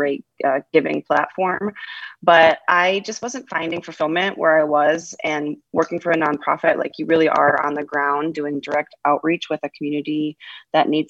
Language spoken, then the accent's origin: English; just outside of Ann Arbor, Michigan, United States; moved away as an adult; also born or lived in Knoxville, Tennessee; now in Boise, United States; I grew up in Michigan, just outside of the Ann Arbor area